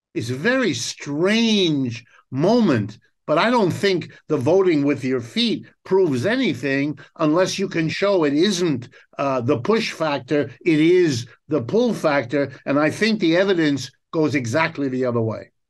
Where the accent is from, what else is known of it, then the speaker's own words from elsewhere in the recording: United States; first language German; English is a second language; My, my first language is German, my second language is French. English is my third language, even though I was born and raised in the United States